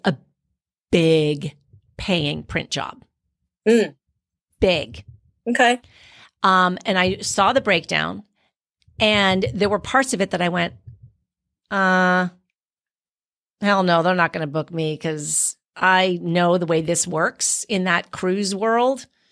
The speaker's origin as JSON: {"language": "English", "region": "Quebec", "country": "Canada", "tie": "born or raised there", "moved": "yes", "lives_now": "Florida, United States", "said": "I didn't grow up in the islands. I grew up in Quebec."}